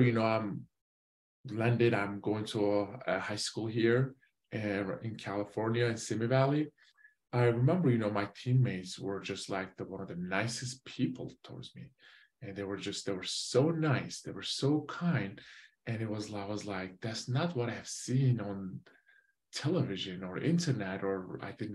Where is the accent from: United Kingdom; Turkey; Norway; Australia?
Turkey; Van; moved away; also born or lived in Switzerland; I was born in Switzerland. I moved back to Turkey, you know, when I was 9 months. I grew up inside of Turkey, the city called Van, V-A-N